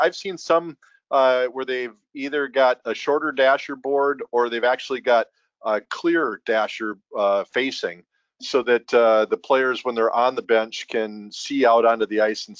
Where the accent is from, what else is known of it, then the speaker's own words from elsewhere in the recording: Minnesota, United States; moved away; growing up in Minnesota